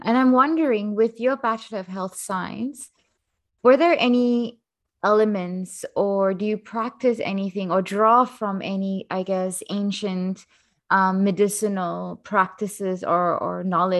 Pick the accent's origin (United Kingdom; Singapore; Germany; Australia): Singapore; I'm from Singapore